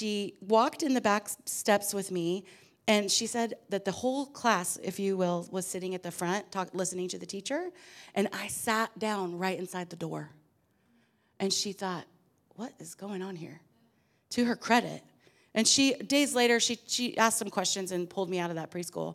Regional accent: Portland, Oregon, United States; I was raised in Portland, Oregon, in the middle of three girls to a pipe fitter and a seamstress

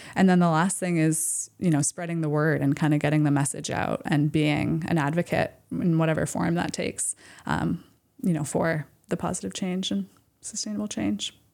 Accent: Camden, Maine, United States; also born or lived in Boston, Massachusetts; I grew up here in Maine, in the Midcoast, in Camden

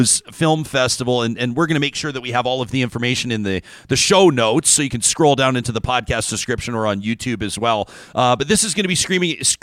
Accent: Calgary, Alberta, Canada; I grew up in Calgary

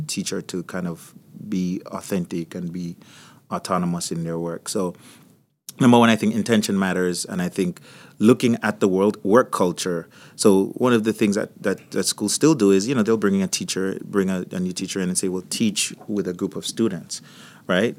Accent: Jamaica; also born or lived in Florida; now in United States; So, if you, if you're hearing a, an accent, I, I come from Jamaica

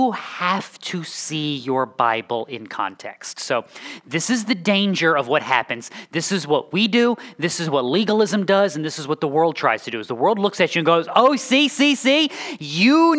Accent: New England, United States; also born or lived in the South (US); now in Midwest, United States; I am from New England. I have lived in the South, and I am now in the Midwest.

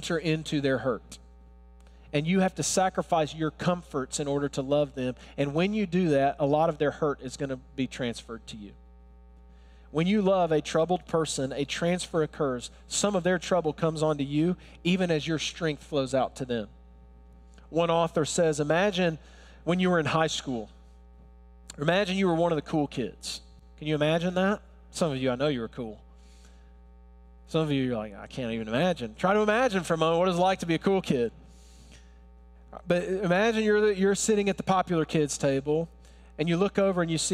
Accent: Alabama, United States; accent: Alabama; I was born and raised in Alabama. If you're wondering, where's that accent from? I can't, it's not Brooklyn, it's Alabama.

